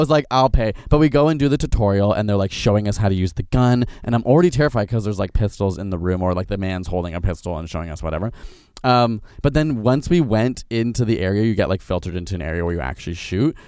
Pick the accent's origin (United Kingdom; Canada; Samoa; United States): Canada; Ontario; a Canadian from Ontario